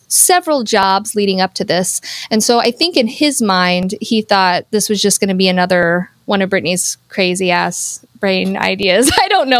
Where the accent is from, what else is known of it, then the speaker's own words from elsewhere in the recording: Palmyra, Missouri, United States; now in Hannibal, United States; I'm from Palmyra, Missouri, which is just like 12 miles west of Hannibal